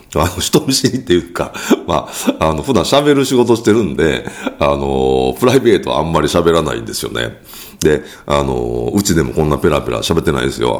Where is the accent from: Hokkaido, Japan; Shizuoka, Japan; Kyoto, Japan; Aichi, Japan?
Kyoto, Japan; accent: Kansai dialect; 僕は京都出身なので、関西弁じゃないですか